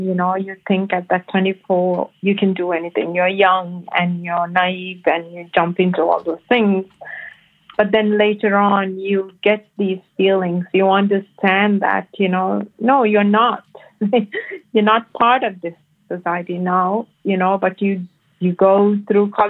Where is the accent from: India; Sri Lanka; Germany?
Sri Lanka; moved away as an adult; now in Mansfield, United States; I was born and raised in Sri Lanka until I was 24.